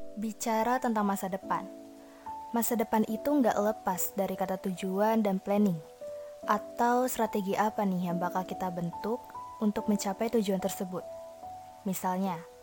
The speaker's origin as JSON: {"language": "Indonesian", "town": "Bekasi", "region": "West Java", "country": "Indonesia", "said": "berasal dari Bekasi"}